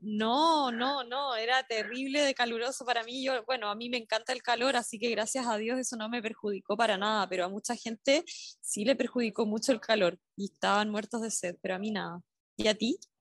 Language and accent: Spanish; southern Chile, Chile; yo soy del sur de Chile